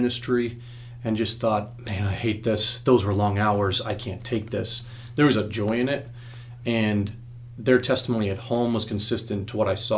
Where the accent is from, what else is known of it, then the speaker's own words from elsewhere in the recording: Arizona, United States; I was born in Arizona